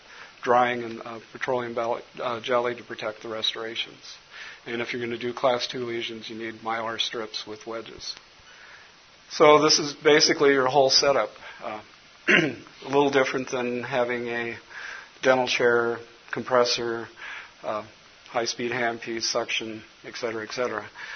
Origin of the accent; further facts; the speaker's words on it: Minnesota, United States; I'm from Minnesota, and I just got over a cold, so if my voice gets a little cloudy, Les will agree with me.